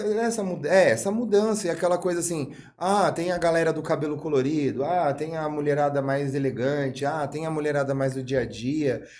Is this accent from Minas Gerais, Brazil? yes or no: no; São Bernardo do Campo, São Paulo, Brazil; also born or lived in Rio de Janeiro; now in Atibaia, Brazil; Eu sou de São Bernardo do Campo, mas o São Bernardo do Campo nunca foi a minha casa